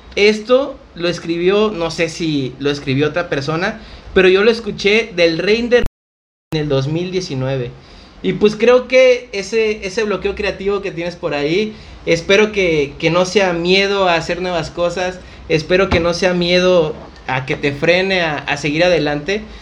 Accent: Acapulco, Guerrero, Mexico; a pesar de ser acapulqueños

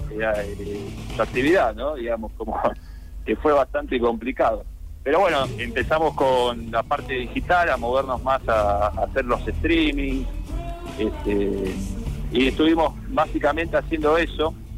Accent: Buenos Aires, Argentina; Somos de Capital

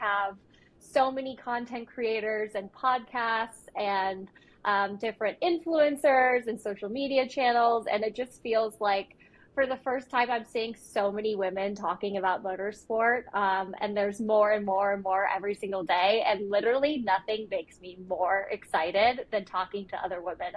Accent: United States; I grew up watching motorsport in America

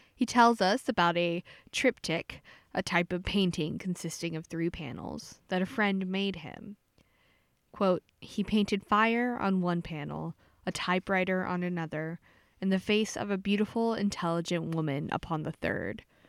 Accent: Pasadena, Texas, United States; my hometown Pasadena

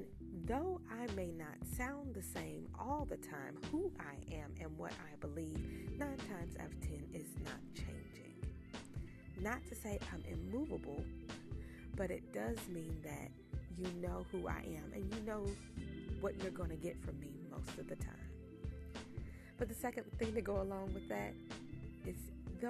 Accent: North Carolina, United States; I'm clearly from North Carolina.

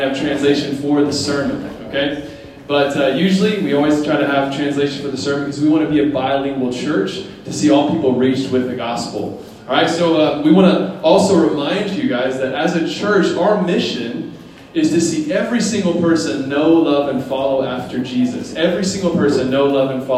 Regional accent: United States; now in Taiwan

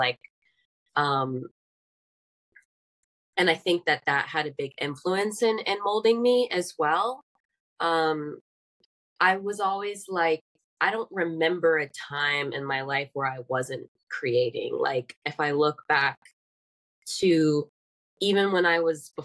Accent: Atlanta, Georgia, United States; also born or lived in Decatur, Georgia; I grew up in Atlanta

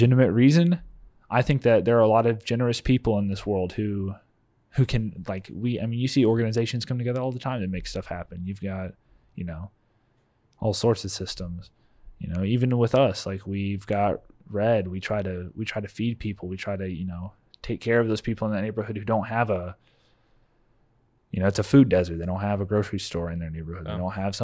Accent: United States; as an American

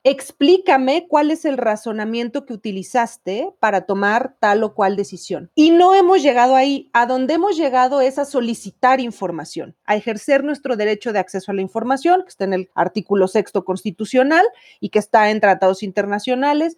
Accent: Mexico; porque somos mexicanos

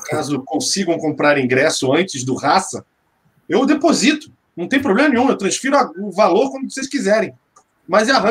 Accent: Rio de Janeiro, Brazil; Eu sou nascido e criado na Tijuca.

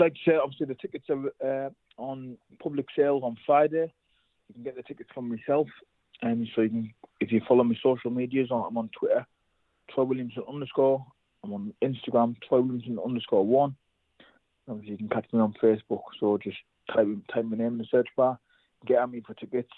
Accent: North East England, United Kingdom; us both obviously being from up north

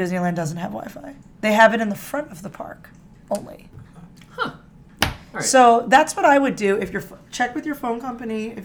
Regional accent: Philippines; I'm Filipino

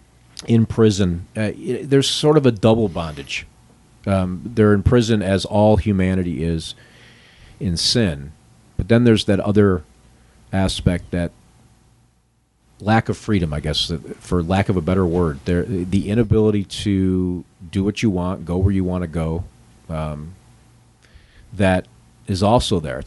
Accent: Western New York, United States; I grew up in Western New York

